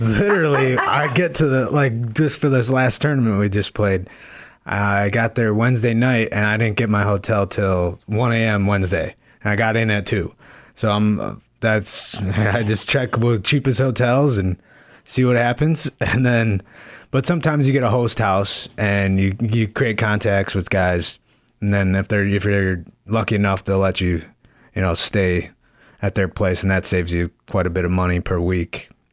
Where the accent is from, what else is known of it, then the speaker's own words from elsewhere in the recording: Park Ridge, Illinois, United States; I'm from Park Ridge, Illinois, northwest suburb of Chicago